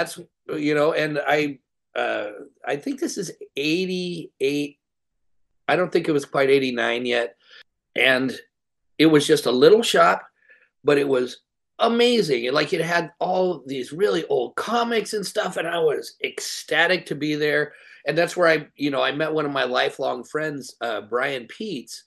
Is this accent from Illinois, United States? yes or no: no; North Highlands, California, United States; I grew up in North Highlands